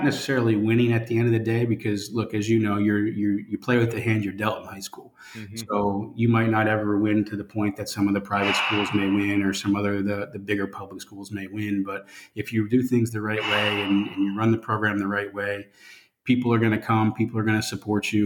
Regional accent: Pennsylvania, United States; now in Florida, United States; I'm from Pennsylvania originally

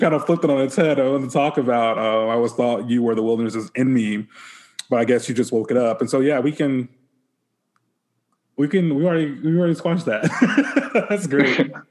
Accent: Gulf Coast, Alabama, United States; So I grew up on the Gulf Coast. And so I kind of had a little bit of that, you know, because we had a beach.

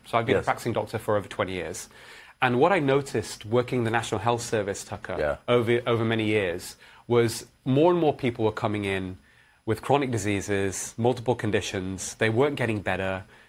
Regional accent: Manchester, North West England, United Kingdom; also born or lived in Edinburgh / London; Yeah. So I grew up in Manchester, in England.

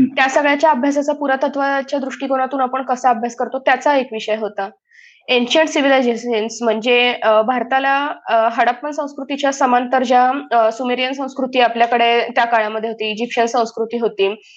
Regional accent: Ahmednagar, Maharashtra, India; moved away as an adult; also born or lived in Vadodara, India; now in London, United Kingdom; मी मूळची अहमदनगरची आहे आणि लहानपण माझं बारावी पर्यंत मी अहमदनगरमध्येच होते

